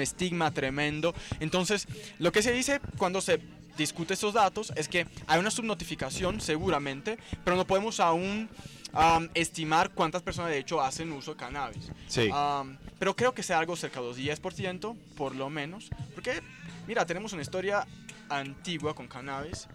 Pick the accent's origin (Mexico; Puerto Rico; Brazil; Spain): Brazil; São Paulo; Spanish is a second language; Yo soy de São Paulo.